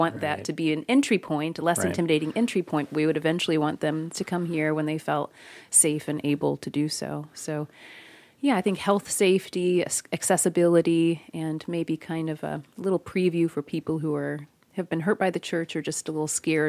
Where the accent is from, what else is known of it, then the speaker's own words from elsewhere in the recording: Kentucky, United States; I'm from Kentucky, by the way.